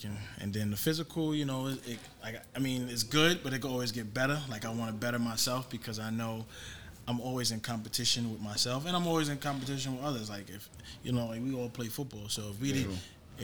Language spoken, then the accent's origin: English; New York City, New York, United States; also born or lived in St. Albans, Queens; born and raised in the Bronx. Then we moved to Queens in 93.